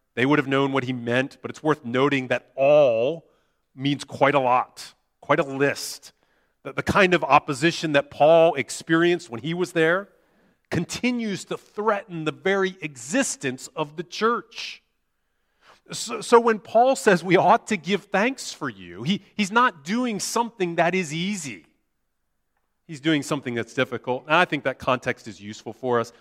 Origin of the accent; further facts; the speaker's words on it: United States; moved away; my home country of the U S